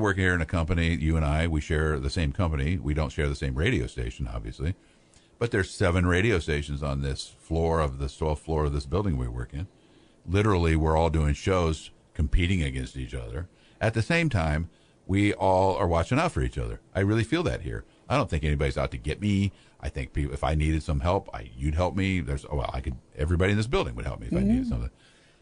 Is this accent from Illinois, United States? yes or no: yes; Pekin, Illinois, United States; I grew up in Pekin, so I have a lot of friends I know around here